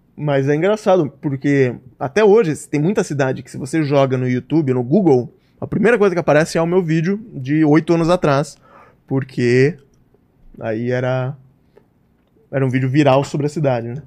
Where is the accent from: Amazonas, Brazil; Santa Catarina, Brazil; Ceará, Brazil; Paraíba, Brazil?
Santa Catarina, Brazil; Joinville; now in São Paulo, Brazil; Eu sou de Joinville, tá. Santa ah. Catarina